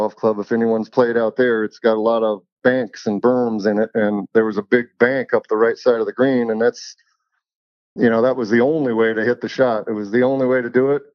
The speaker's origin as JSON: {"language": "English", "town": "Evergreen", "region": "Colorado", "country": "United States", "tie": "born or raised there", "said": "She lives up in Evergreen still in the house that I grew up"}